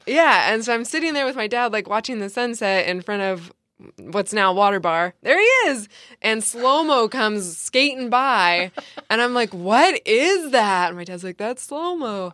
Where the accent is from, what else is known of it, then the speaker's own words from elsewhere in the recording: San Diego, California, United States; I'm from San Diego